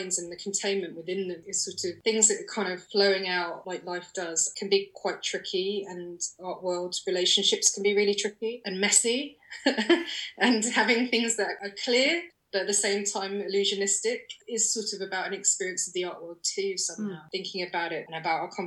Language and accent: English; London, United Kingdom; I'm a Londoner